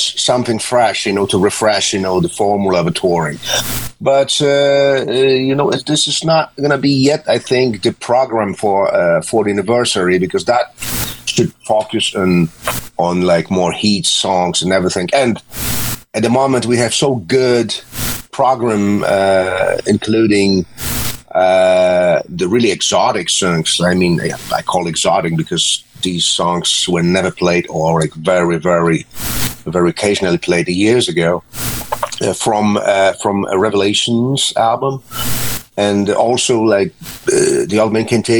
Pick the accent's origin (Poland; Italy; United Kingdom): Poland; we came from Poland, and the realities were not that nice like today